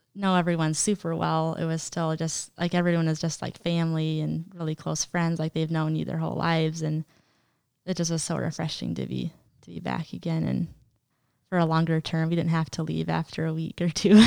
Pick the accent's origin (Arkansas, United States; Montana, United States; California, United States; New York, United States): Montana, United States; also born or lived in Wisconsin; I was born in Wisconsin originally. Um, lived there for five years of my life, and, um, so there, it was my next two siblings were born under me, um, Rachel and Isaac, and so I was five when we moved to Montana